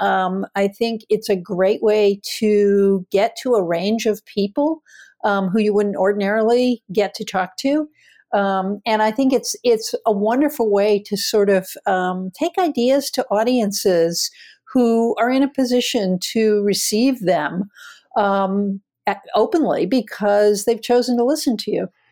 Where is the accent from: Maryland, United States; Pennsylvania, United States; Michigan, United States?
Pennsylvania, United States; Philadelphia; also born or lived in Twin Falls, Idaho; very, very different from where I grew up in Philadelphia